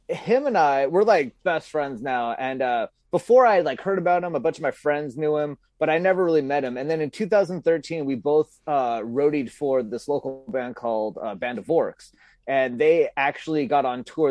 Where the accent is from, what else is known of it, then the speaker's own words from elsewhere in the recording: Santa Clarita, California, United States; moved away; I grew up in Southern California originally, and I grew up in this, um, really affluent, upper middle class, uh, neighborhood called, or city called Santa Clarita